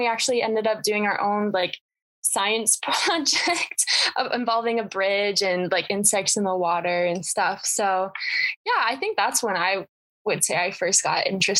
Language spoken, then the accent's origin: English; Centennial, Wyoming, United States; now in Colorado, United States; I'm also from Centennial, Wyoming.